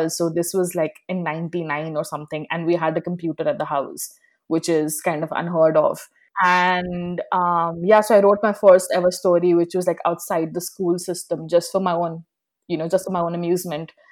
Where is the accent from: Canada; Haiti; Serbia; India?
India; North India; some people didn't even speak hindi which I came from North India, so everyone around me did speak Hindi all the time.